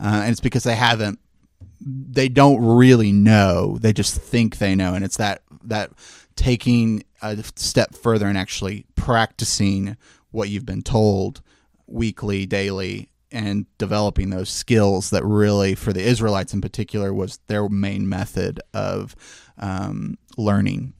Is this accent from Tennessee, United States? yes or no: yes; Memphis, Tennessee, United States; I've born and raised in Memphis